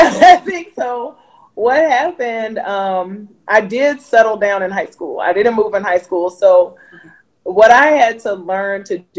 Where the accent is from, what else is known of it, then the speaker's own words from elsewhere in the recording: North Carolina, United States; also born or lived in Denver, United States; So I was born in Denver. I went to elementary school up until like first grade in Denver. And then we moved to North Carolina. We lived in two different places in North Carolina.